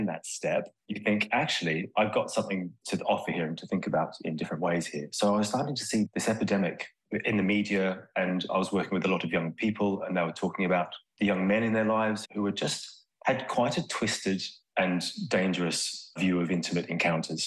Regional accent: Australia; moved away as an adult; now in United Kingdom; I'm Australian. I've lived in the UK now for 23 years

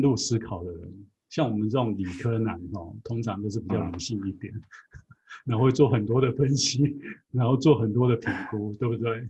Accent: Taiwan; 我是在台湾出生嘛，在台湾出家，哦，又在台湾受过佛学教育

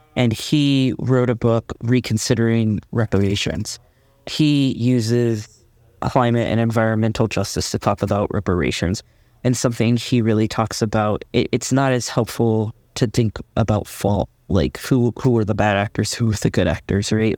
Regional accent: Midwest, United States; moved away as an adult; now in Los Angeles, United States; being a Midwesterner

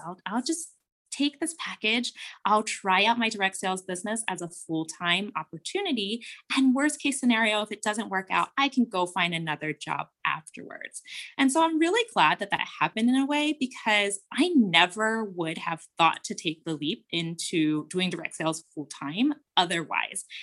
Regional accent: Cincinnati, Ohio, United States; we are from Ohio. I lived in the suburbs of Cincinnati

